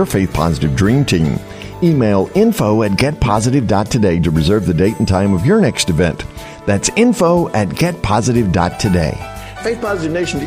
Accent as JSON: {"language": "English", "region": "North Carolina", "country": "United States", "said": "I'm from North Carolina"}